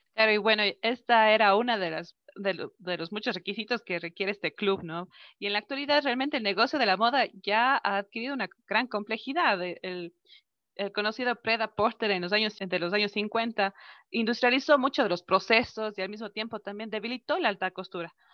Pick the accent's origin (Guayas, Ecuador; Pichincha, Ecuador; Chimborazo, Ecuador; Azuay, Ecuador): Azuay, Ecuador; Cuenca; rescatar nuestra identidad como cuencanos, como ecuatorianos